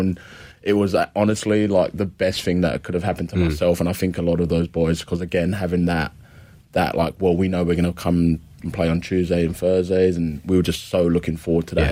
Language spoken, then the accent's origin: English; London, United Kingdom; also born or lived in Adelaide, Australia; now in Victoria, Australia; I grew up in London, England. Um, central London